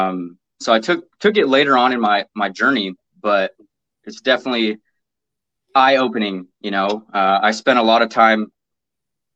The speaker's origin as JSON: {"language": "English", "town": "Portland", "region": "Oregon", "country": "United States", "tie": "born or raised there", "lives_now": "Vancouver, United States", "said": "I've been born and raised in Portland, Oregon."}